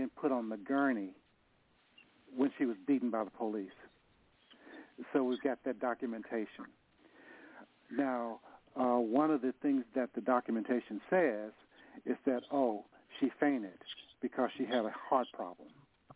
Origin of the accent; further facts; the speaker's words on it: Nashville, Tennessee, United States; now in San Francisco, United States; I'm from Nashville. I moved to San Francisco.